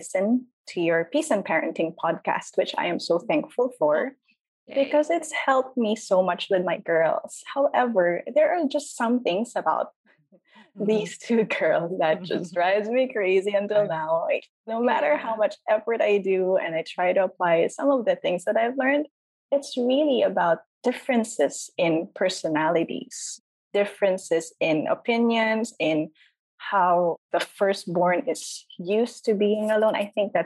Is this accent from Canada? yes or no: no; Philippines; I'm from the Philippines